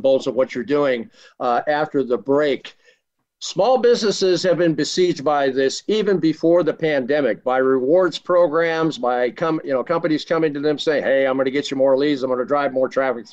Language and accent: English; Washington, District of Columbia, United States; I was born in Washington, D.C.